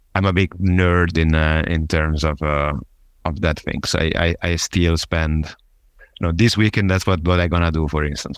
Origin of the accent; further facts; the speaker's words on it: Genoa, Liguria, Italy; accent: Italian; English is a second language; moved away as an adult; also born or lived in south of Germany; I'm originally from Italy, uh, specifically from Genova